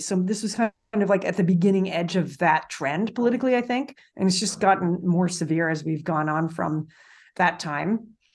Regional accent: Canada; I'm Canadian.

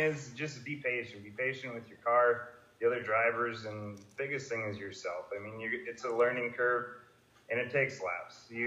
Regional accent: Fergus Falls, Minnesota, United States; Fergus being my hometown

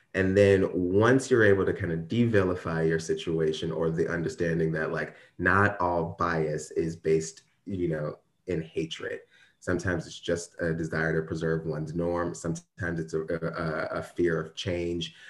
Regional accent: Ferguson, Missouri, United States; I grew up in Ferguson, like, Ferguson, Missouri

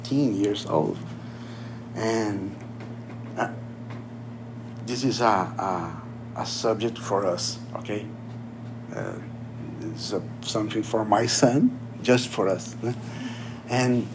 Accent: Brazil; English is a second language; moved away as an adult; now in United States; This is my church. This is my country. I'm not American. I don't speak English.

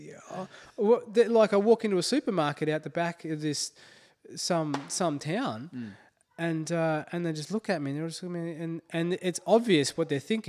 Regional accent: Australia; moved away; growing up in Australia, it was always drummed into me how bad racism was.

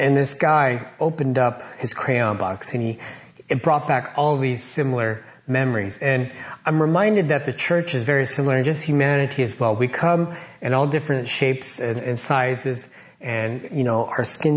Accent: Loma Linda, California, United States; Growing up, I grew up in Loma Linda

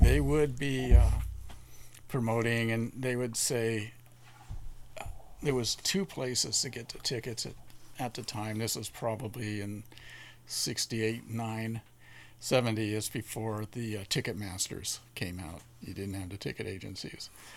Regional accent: San Bernardino, California, United States; I was born in San Bernardino.

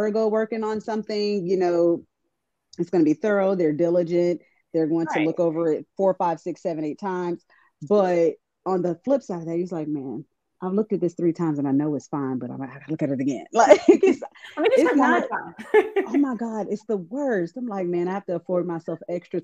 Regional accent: the South, United States; We're definitely from the South

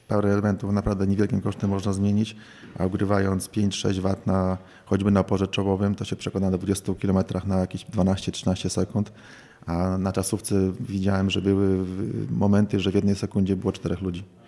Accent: Warsaw, Masovian Voivodeship, Poland; moved away; also born or lived in Białystok / Podlasie; urodziłem się i, i, mieszkałem większość swojego czasu, większość życia w Warszawie

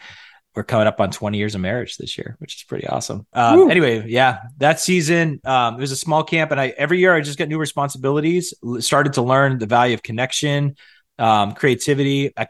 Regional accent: Massachusetts, United States; I grew up in North Central Massachusetts. And I always tell people I grew up in a town that was so small.

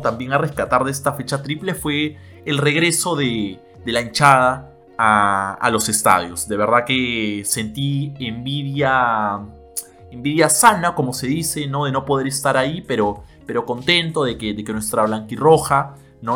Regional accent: Peru; nosotros como peruanos

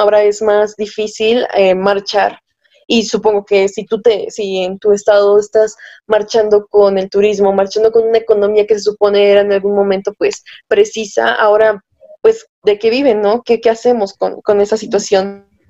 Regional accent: Tlaxcala, Mexico; yo no soy de Acapulco, soy de, de Tlaxcala la Bella, que sí existe

